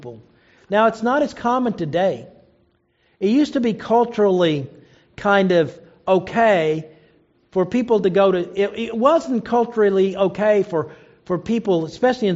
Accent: Oklahoma, United States; I knew a lot of people growing up in Oklahoma

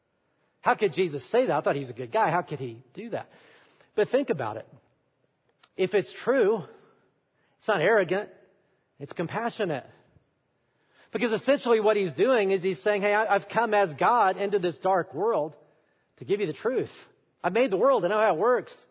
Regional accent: Alabama, United States; I'm from Alabama, if you don't know, and I'm an Alabama fan

